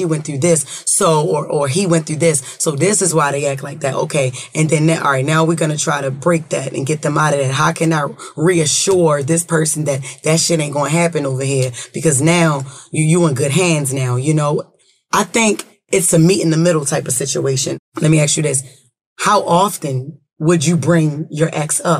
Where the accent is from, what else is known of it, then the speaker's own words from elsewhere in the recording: Baltimore, Maryland, United States; I'm not even from New York. You know, we from Baltimore